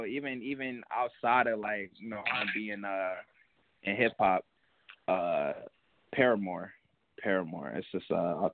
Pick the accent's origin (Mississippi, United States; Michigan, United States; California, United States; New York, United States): Michigan, United States; Detroit; now in Seattle, United States; I'm originally from Detroit